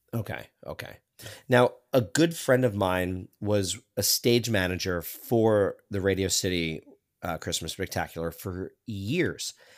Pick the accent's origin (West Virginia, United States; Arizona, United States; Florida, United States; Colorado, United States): Florida, United States; South; I was born and raised in South Florida